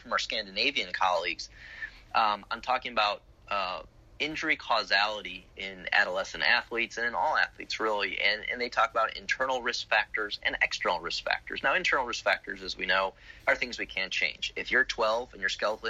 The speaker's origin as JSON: {"language": "English", "town": "Chicago", "region": "Illinois", "country": "United States", "tie": "born or raised there", "moved": "yes", "lives_now": "Florida, United States", "said": "I grew up in Chicago"}